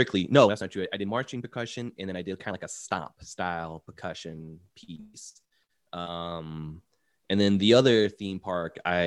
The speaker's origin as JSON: {"language": "English", "town": "Orlando", "region": "Florida", "country": "United States", "tie": "born or raised there", "said": "I was born and raised in Orlando"}